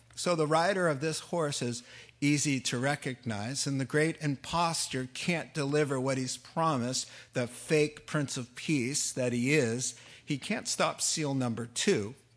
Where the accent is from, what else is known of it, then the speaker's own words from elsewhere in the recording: New England, United States; when I was a kid growing up in New England